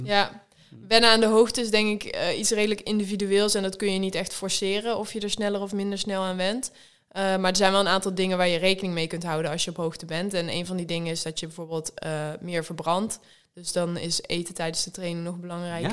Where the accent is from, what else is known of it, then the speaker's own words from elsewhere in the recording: Netherlands; wij als Nederlanders